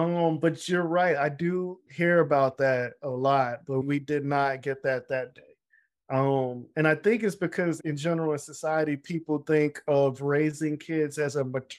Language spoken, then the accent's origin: English; Jamaica; You know, I'm Jamaican, you know, we work hard.